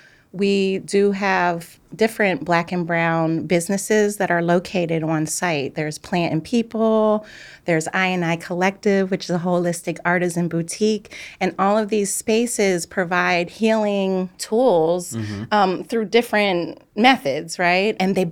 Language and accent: English; Philadelphia, Pennsylvania, United States; I was born in Germantown.